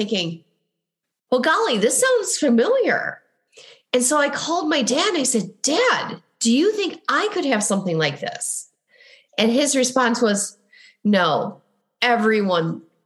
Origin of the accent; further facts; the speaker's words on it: Midwest, United States; accent: Midwestern; my Midwestern accent